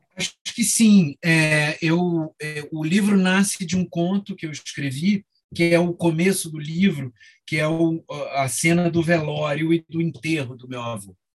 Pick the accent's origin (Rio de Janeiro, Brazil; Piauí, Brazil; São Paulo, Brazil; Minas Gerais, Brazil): Rio de Janeiro, Brazil; moved away as an adult; no Rio, onde eu nasci, cresci até o, e morei até os 20 anos